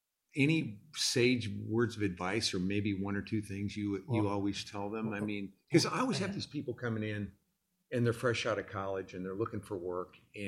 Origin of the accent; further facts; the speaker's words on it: Illinois, United States; now in Dallas, United States; Like, I came from the Midwest. I'm from Illinois. And I came here knowing no one.